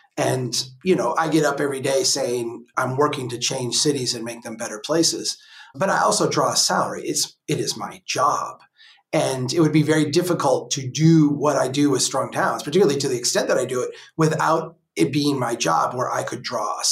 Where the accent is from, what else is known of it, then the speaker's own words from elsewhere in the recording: Brainerd, Minnesota, United States; here in Brainerd, my hometown